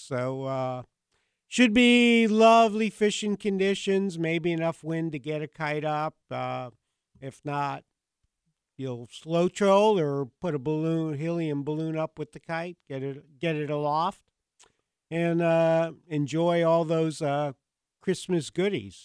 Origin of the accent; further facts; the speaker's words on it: Long Island, New York, United States; I grew up in Long Island, New York, so we grew up eating uh, ma- you know, Atlantic mackerel